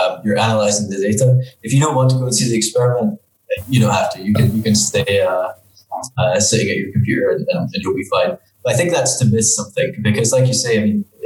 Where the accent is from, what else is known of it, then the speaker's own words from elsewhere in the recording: Dundee, Scotland, United Kingdom; moved away as an adult; now in Geneva, Switzerland; I grew up in Dundee on the northeast coast of Scotland